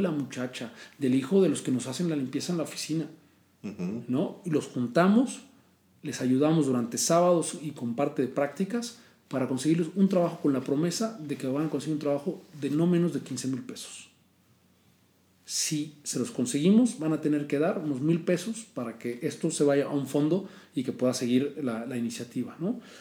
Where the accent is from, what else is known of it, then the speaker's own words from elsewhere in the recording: Mexico; moved away as an adult; also born or lived in London, United Kingdom / United States; yo soy de México